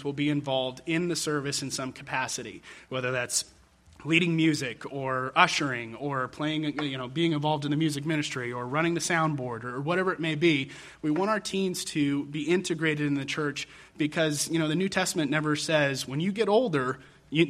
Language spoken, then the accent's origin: English; Denver, Colorado, United States; my youth group experience growing up in Denver, Colorado